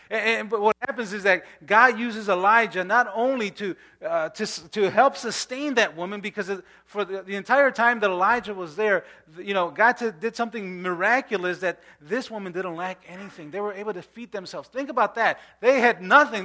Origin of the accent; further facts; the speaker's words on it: Chicago, Illinois, United States; I grew up in Pilsen